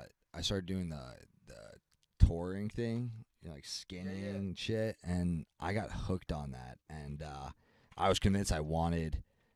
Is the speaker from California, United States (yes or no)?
no; Long Island, New York, United States; we grew up on Long Island